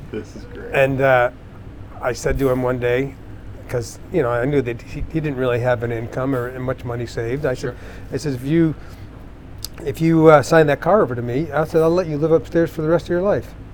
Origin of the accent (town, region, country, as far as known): Dundee, New York, United States; born or raised there